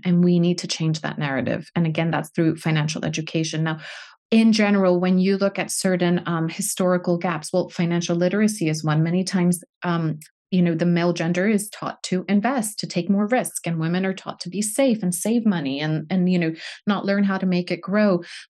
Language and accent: English; United States; now in United Kingdom; being an American in Britain. I've had to navigate both worlds.